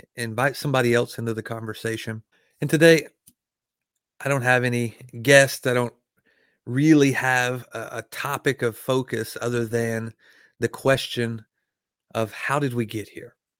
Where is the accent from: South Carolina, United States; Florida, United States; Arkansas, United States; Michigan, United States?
Arkansas, United States; I was raised, born and raised in Arkansas around guns.